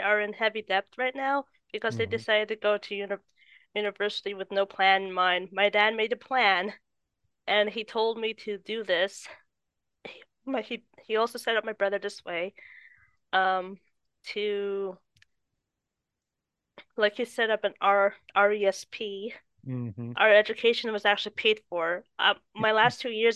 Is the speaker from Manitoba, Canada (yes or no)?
yes; Winnipeg, Manitoba, Canada; I was born in Winnipeg